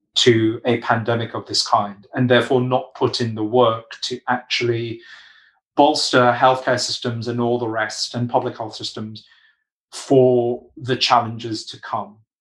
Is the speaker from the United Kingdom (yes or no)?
yes; United Kingdom; I'm British